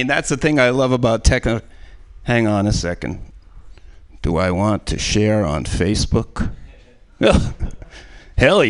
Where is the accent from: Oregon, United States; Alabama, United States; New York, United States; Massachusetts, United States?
Massachusetts, United States; Boston; moved away; my hometown of Boston